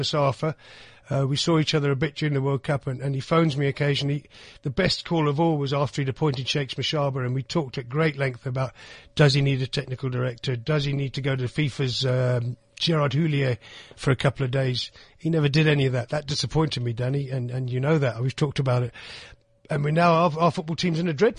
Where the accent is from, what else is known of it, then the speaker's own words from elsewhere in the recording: England, United Kingdom; also born or lived in Pretoria, South Africa; now in South Africa; I come from England, and I remember my parents were British